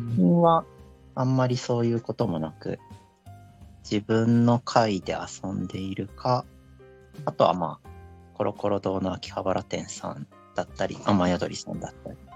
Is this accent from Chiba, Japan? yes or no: yes; Chiba, Japan; 地元は千葉県ですね。ずっとあんまり移動はしていないですね。